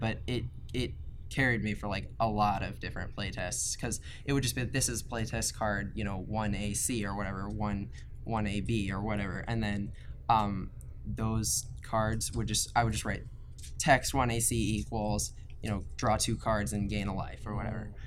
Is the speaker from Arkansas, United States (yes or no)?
no; right outside of Baltimore, Maryland, United States; I'm from Maryland, like right outside of Baltimore